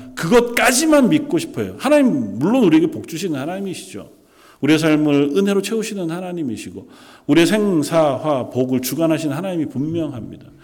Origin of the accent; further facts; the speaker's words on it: South Korea; moved away as an adult; now in Canada; 이미 캐나다로 떠나온 지 꽤 오래되었고 어렸을 적에 자라던 함께 자라던 친구들은 그리 많지 않고